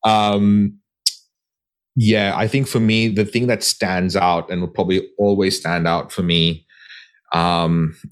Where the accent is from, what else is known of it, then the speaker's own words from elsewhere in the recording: Goa, India; my hometown in Goa